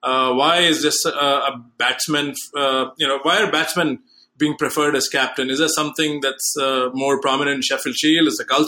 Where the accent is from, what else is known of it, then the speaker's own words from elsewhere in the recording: India; now in United States; I'm originally from India, now live in the States